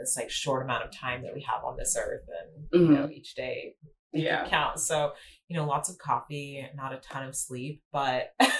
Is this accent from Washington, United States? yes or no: yes; Seattle, Washington, United States; also born or lived in Boise; I was born in Boise, Idaho. We moved to Seattle when I was about 4 years old, around 3 or 4 years old, and grew up in the Pacific Northwest